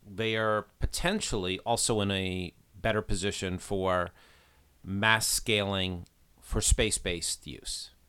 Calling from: Hong Kong; I'm calling you from Hong Kong right now.

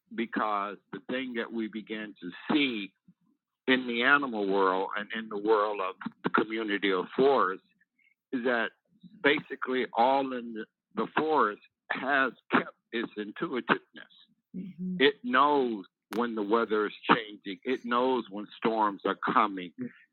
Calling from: Georgia, United States; I'm calling you from the stolen lands of the Muscogee Creek in Edenton, Georgia.

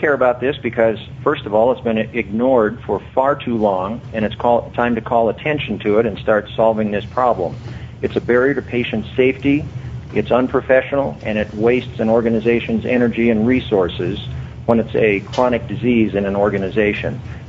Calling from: Albuquerque, New Mexico, United States; I'm calling from Albuquerque, New Mexico.

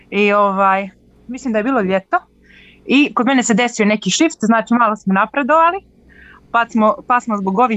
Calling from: Herceg Novi, Herceg Novi Municipality, Montenegro; Ja sam dobro, zovem iz Herceg Novog.

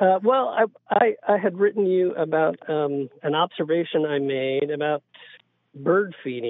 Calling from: Parsons, Kansas, United States; I'm calling from Parsons, Kansas.

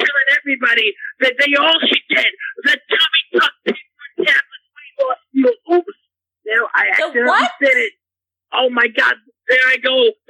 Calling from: New York City, New York, United States; I'm calling from New York City.

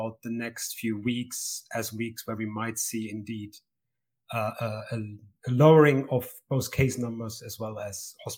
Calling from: Edinburgh, Scotland, United Kingdom; I'm calling in from Scotland, Edinburgh in Scotland

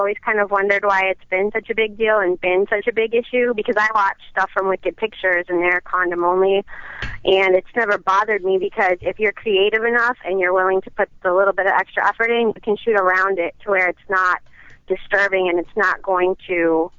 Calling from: Chicago, Illinois, United States; I'm calling from Chicago.

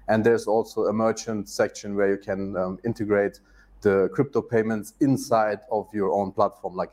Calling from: Turkey; English is a second language; At the moment, I'm in Turkey.

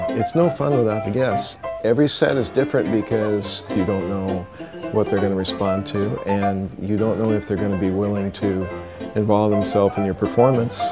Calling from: Huntington Beach, California, United States; moved away as an adult; can I keep driving from Huntington Beach?

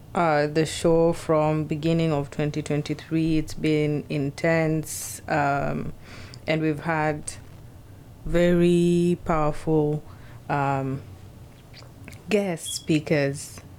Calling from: Seattle, Washington, United States; I'm speaking from Seattle.

